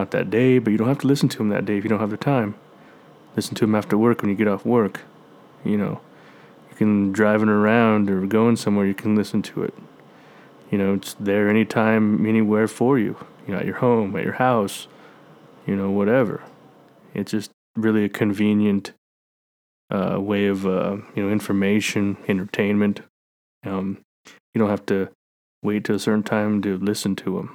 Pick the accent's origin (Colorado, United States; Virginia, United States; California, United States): Colorado, United States; Brush; where I grew up in Brush, our field didn't have lights